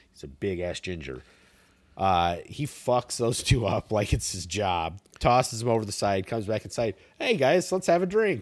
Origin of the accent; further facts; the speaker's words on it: United States; as an American